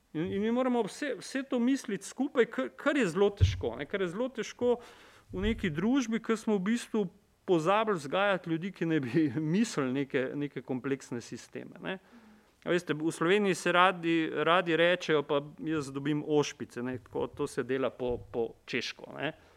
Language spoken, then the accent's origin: Slovenian; Maribor, Slovenia; sem iz Maribora